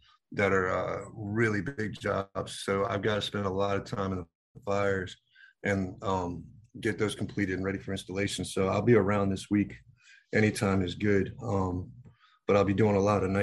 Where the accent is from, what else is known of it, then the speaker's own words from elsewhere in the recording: Virginia Beach, Virginia, United States; I grew up in Virginia Beach